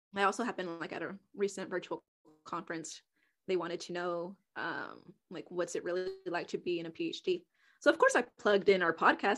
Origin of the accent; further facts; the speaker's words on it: Houston, Texas, United States; moved away; I was from Houston.